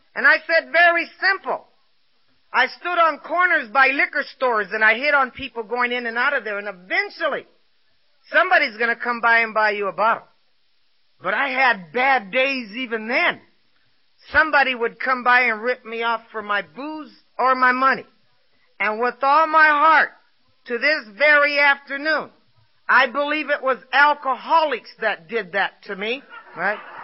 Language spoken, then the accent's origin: English; Los Angeles, California, United States; I was born and raised in East Los Angeles